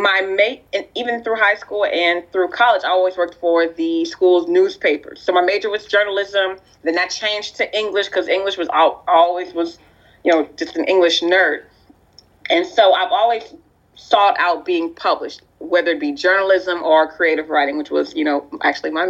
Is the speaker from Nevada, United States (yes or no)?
no; Lafayette, Louisiana, United States; also born or lived in Youngsville, Louisiana; I was born in Lafayette, Louisiana, and I was baptized in, it's still my home church, St. Anne's Catholic Church in a small town called Youngsville, Louisiana.